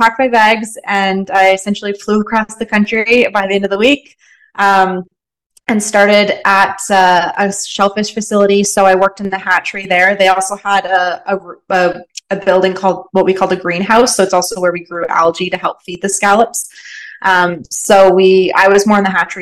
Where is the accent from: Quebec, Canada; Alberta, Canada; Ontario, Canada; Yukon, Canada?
Ontario, Canada; London; moved away as an adult; also born or lived in Nova Scotia; now in British Columbia, Canada; I'm from London, Ontario, which is quite a big city